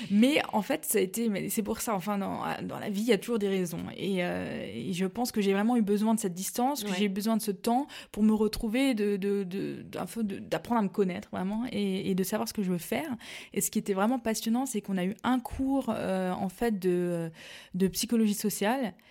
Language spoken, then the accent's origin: French; Mulhouse, Grand Est, France; fait je suis alsacienne pure je viens de, Mulhouse, donc dans le Haut-Rhin. Et j'ai passé toute mon enfance là-bas.